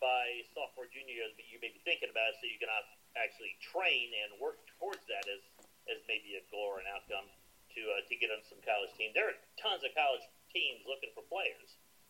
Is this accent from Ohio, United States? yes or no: yes; Cincinnati, Ohio, United States; moved away as an adult; also born or lived in Kentucky / Vincennes, Indiana; I was not from the area. I grew up in Cincinnati, went to school in Kentucky, and then came to Vincennes